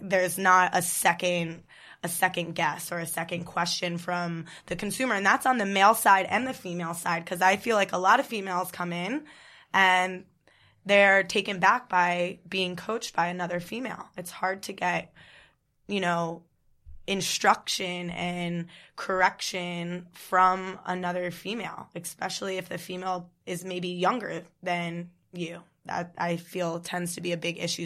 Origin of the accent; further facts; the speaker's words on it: New Jersey, United States; also born or lived in Kentucky; Born and raised in New Jersey